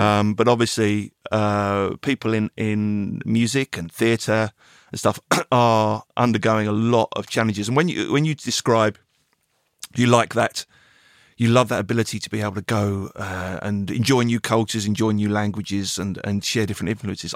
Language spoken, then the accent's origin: English; England, United Kingdom; being an Englishman